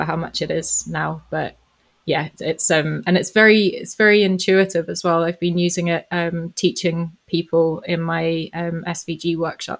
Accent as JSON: {"language": "English", "town": "Johannesburg", "region": "Gauteng", "country": "South Africa", "tie": "born or raised there", "said": "I grew up in South Africa, so this was in Johannesburg"}